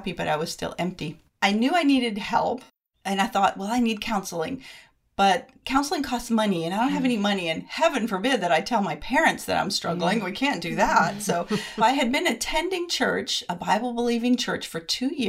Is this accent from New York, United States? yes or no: no; Bristol, Rhode Island, United States; also born or lived in Columbia, South Carolina; now in Lexington, United States; I'm a Yankee transplant from Bristol, Rhode Island, now living outside of Columbia, South Carolina.